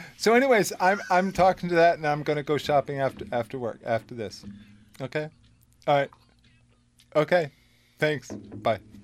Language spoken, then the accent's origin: English; South Windham, Connecticut, United States; I was raised in South Wyndham.